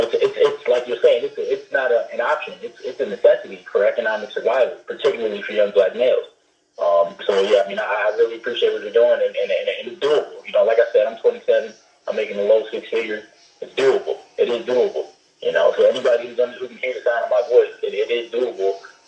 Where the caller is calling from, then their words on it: Brooklyn, New York, United States; I usually call out of Honolulu. I'm calling from Brooklyn, New York right now.